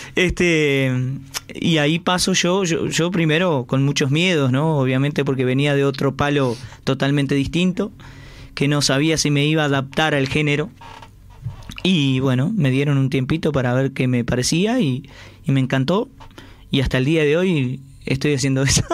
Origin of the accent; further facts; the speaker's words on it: Uruguay; somos, somos uruguayos